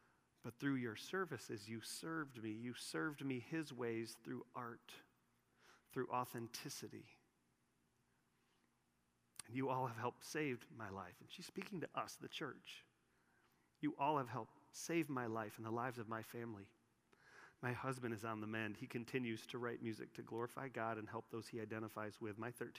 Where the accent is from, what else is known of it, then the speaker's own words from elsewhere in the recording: San Francisco, California, United States; I worked as a dancer at Disneyland as a college student in Southern California. I grew up in San Francisco, so naturally my idol resided in Mickey Mouse and the promises made through him.